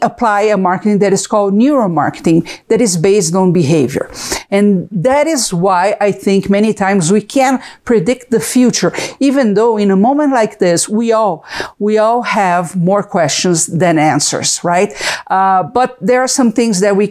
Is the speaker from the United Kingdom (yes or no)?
no; Brazil; English is a second language; moved away as an adult; now in United States; I'm from Brazil, if you can see the accent